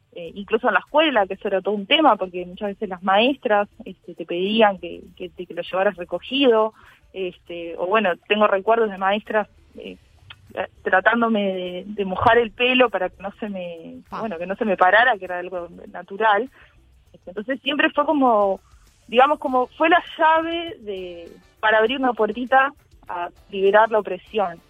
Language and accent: Spanish; Uruguay; los afro-uruguayos